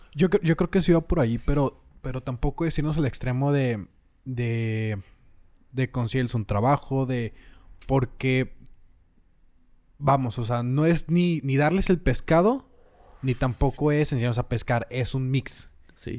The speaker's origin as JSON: {"language": "Spanish", "country": "Mexico", "said": "todos somos mexicanos"}